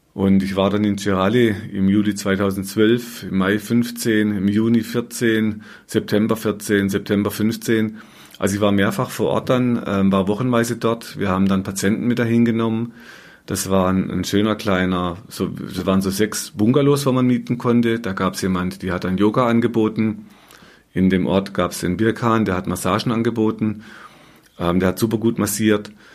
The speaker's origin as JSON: {"language": "German", "area": "Black Forest", "region": "Baden-Württemberg", "country": "Germany", "tie": "born or raised there", "moved": "as an adult", "said": "in Deutschland, in meiner alten Heimat im Schwarzwald"}